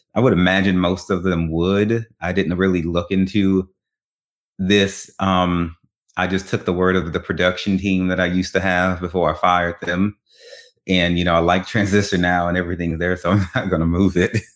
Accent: Baton Rouge, Louisiana, United States; moved away; I'm originally from Baton Rouge, Louisiana

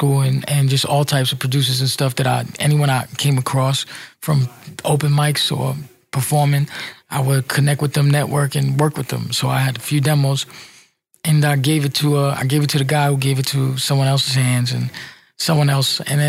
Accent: New York City, New York, United States; also born or lived in Brooklyn; Man, so I grew up in New York City. I grew up in Spanish Harlem. 100% Puerto Rican.

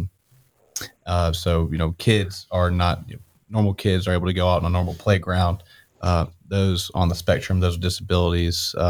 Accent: Augusta, Georgia, United States; here in Augusta, born and raised

